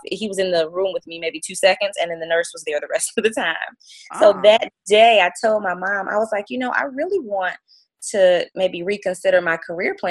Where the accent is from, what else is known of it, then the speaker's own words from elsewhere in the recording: Detroit, Michigan, United States; also born or lived in St. Joseph, Michigan; I'm actually originally from Detroit.